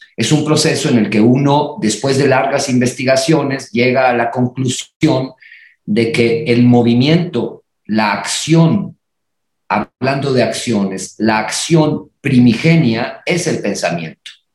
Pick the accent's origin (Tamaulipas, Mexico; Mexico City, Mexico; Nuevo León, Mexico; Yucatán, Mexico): Tamaulipas, Mexico; Reynosa; moved away; also born or lived in Monterrey; yo nací en Reynosa y estudié en Monterrey